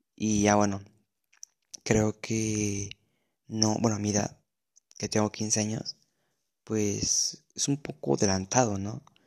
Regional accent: Mexico City, Mexico; soy de la Ciudad de México

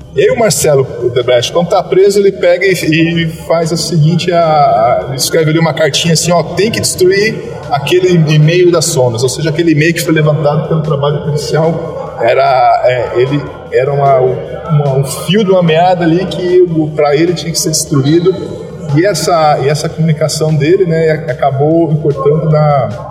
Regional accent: Curitiba, Paraná, Brazil; also born or lived in Presidente Prudente; Minha primeira lotação foi em Curitiba, eu tive o prazer já de ser lotado na minha cidade natal

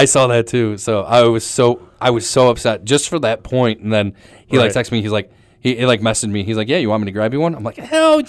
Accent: Lakewood, Ohio, United States; now in Cleveland, United States; Yes, I do. I grew up in Lakewood, so yeah.

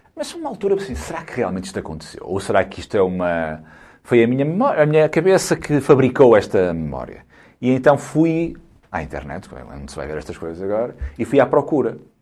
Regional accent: Guimarães, Norte, Portugal; Foi onde eu nasci

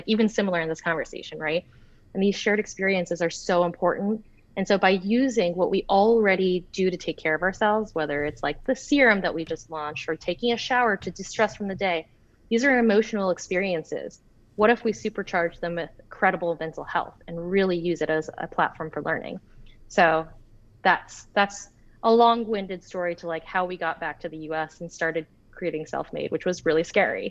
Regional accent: North Carolina, United States; also born or lived in Florida; I grew up in North Carolina. Well, I was born in Florida. Then we moved to North Carolina. So like, I used to have like a Southern accent, say y'all and all that stuff.

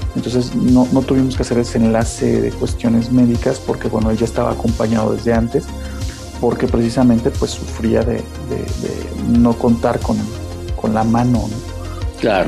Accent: Naranjos, Veracruz, Mexico; moved away; also born or lived in Xalapa, Veracruz; Soy originario de Naranjos, Veracruz, al norte del estado

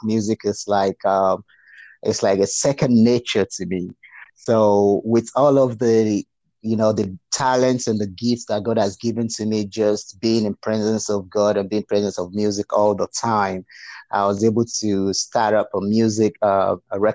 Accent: Nigeria; moved away as an adult; now in Fort Worth, United States; I grew up in a very rural part of Nigeria

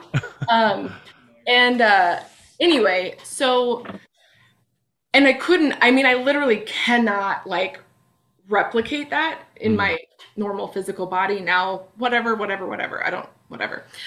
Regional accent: Bellingham, Washington, United States; in Bellingham, in my hometown

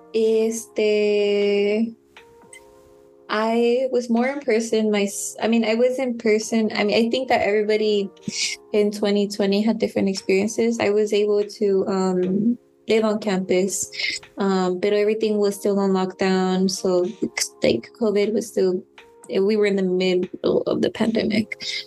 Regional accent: San Mateo, California, United States; I grew up like in San Mateo, didn't grow up in San Francisco

